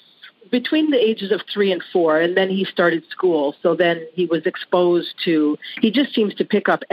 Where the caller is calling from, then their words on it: Ontario, Canada; From Ontario, Canada.